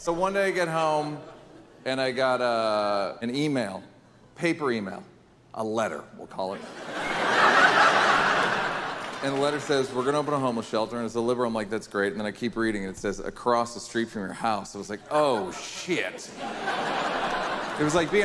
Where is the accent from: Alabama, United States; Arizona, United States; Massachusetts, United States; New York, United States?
New York, United States; also born or lived in Venice, Los Angeles, California; now in Los Angeles, United States; I'm from New York